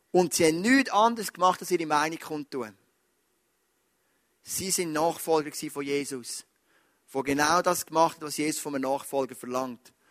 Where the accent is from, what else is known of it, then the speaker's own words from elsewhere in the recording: Switzerland; Wir sind Schweizer, wir denken an in Leistungen.